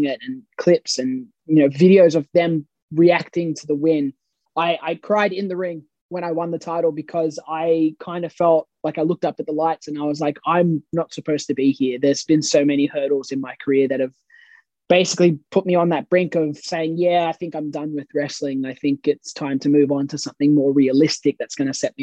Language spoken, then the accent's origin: English; Australia; accent: Aussie Bogan; my Australian heritage and my Australian nationality. And I understand that because it's where I come from